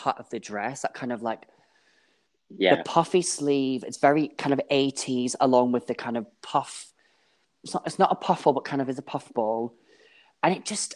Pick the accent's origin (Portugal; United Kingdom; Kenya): United Kingdom; Scotland; also born or lived in East London; now in London, United Kingdom; I'm a Scotsman.